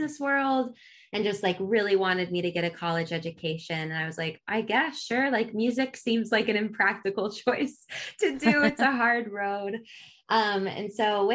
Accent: Richmond, Virginia, United States; moved away as an adult; now in Nashville, United States; I'm from Richmond, Virginia, where I spent most of my life before moving to Nashville

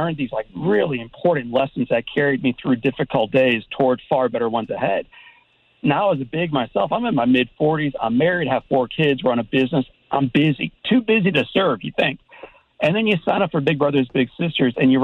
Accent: St. Louis, Missouri, United States; when I was a kid myself growing up in St. Louis

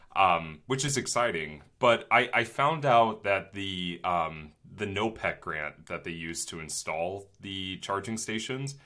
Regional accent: Twinsburg, Ohio, United States; my hometown of Twinsburg, Ohio

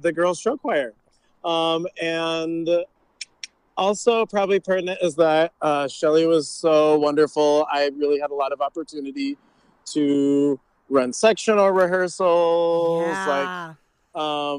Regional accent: Auburn, Indiana, United States; I grew up in Auburn, Indiana, so I went to DeKalb Middle School

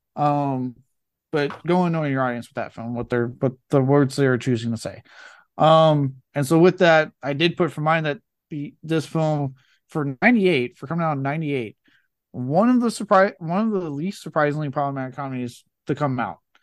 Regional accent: Cajun, Louisiana, United States; I am fucking Cajun myself

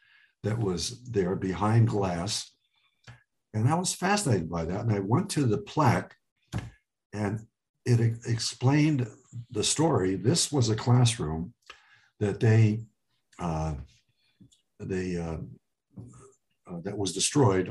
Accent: Cleveland Heights, Ohio, United States; English is a second language; also born or lived in Lebanon; we grew up in Cleveland Heights

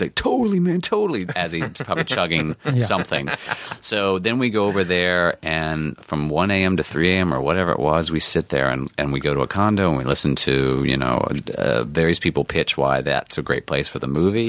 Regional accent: North Carolina, United States; moved away; Now, I'm from North Carolina.

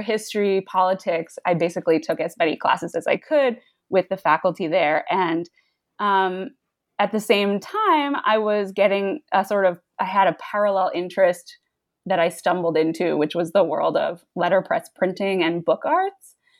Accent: United States; I grew up in the New York suburbs

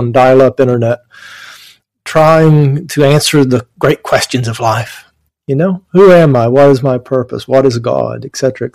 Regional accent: Appalachian Mountains, East Kentucky, United States; I grew up in the Appalachian Mountains in East Kentucky, coal mining country

